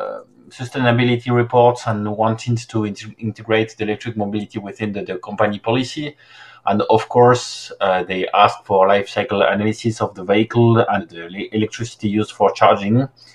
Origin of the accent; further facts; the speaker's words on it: Paris, Île-de-France, France; Exactly, Paris area, yes.